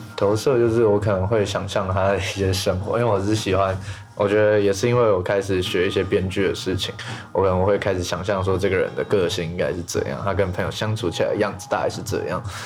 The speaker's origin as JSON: {"language": "Chinese", "region": "Taipei", "country": "Taiwan", "tie": "born or raised there", "said": "我是台北人"}